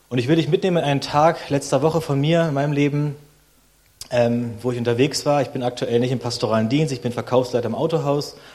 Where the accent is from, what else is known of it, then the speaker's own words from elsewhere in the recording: Berlin, Germany; now in Leipzig, Germany; ich bin 35, komme aus Deutschland, ähm, bin aus Berlin und jetzt wohnen wir in Leipzig in Sachsen.